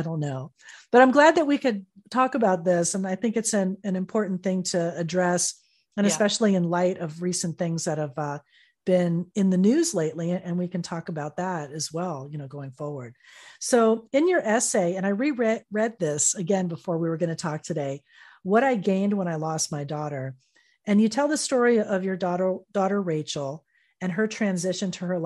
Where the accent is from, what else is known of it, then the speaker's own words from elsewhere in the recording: Fort Lauderdale, Florida, United States; growing up in South Florida as a teenager and young adult